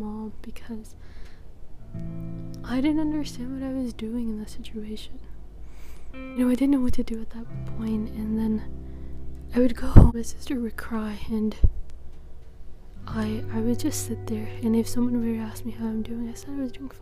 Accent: Netherlands; I'm from the Netherlands

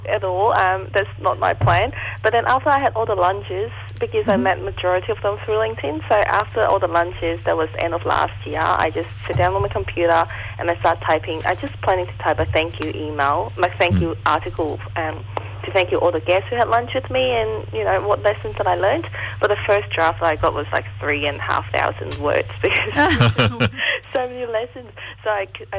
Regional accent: Hong Kong; English is a second language; moved away; I wasn't born here. I was born in Hong Kong. And English it's not my first language.

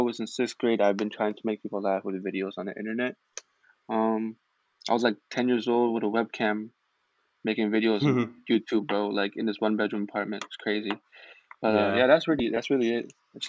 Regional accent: California, United States; also born or lived in Texas; now in Chicago, United States; I'm from Chicago. Well, I moved here like 3 years ago, but I'm originally from California, and I lived in Texas as well.

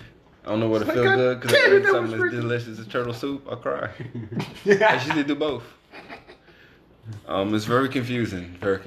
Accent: Baltimore, Maryland, United States; I'm from Baltimore, man.

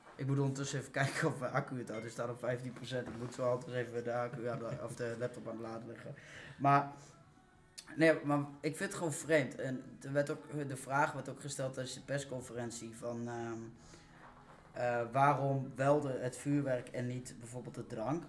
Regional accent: the East, eastern Netherlands, Netherlands; ik kom uit het Oosten

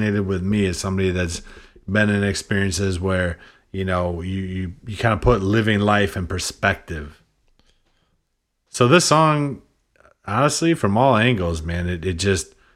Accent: Midwest, United States; now in New Hampshire, United States; I grew up in the Midwest, but I came out here to New England.

